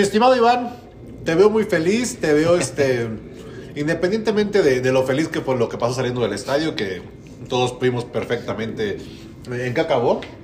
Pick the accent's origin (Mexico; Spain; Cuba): Mexico; Mexico City; como soy rico chilango